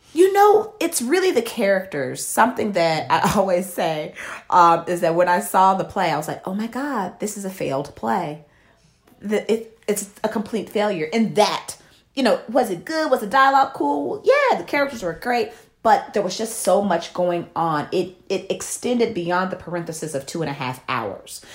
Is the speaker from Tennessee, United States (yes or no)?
yes; Memphis, Tennessee, United States; a young black woman growing up in Memphis, Tennessee